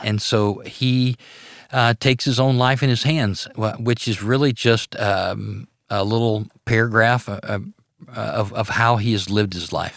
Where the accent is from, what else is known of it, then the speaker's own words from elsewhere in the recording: Arcadia, Louisiana, United States; I grew up in North Louisiana in a little town called Arcadia.